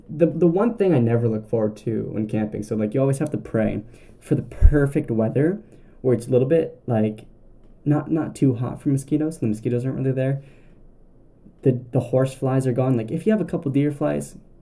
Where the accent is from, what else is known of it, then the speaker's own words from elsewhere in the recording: Southern Ontario, Canada; I'm from Southern Ontario